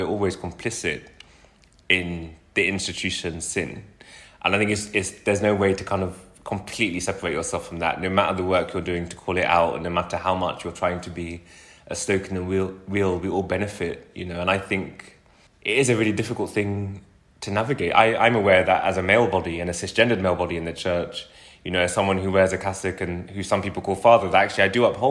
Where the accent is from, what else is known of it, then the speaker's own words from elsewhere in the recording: London, United Kingdom; a child growing up in West London